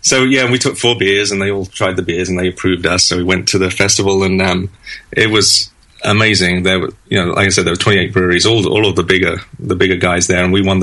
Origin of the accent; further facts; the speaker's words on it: London, United Kingdom; moved away as an adult; now in United States; Yes, I was born in London, in West London, and I lived there in that sort of area until 2004. I moved here in 2004, and originally just to do a 2-year transfer with work, and then move back.